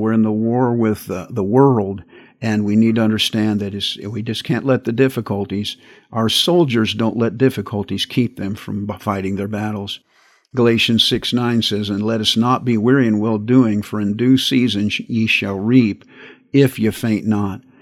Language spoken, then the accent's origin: English; United States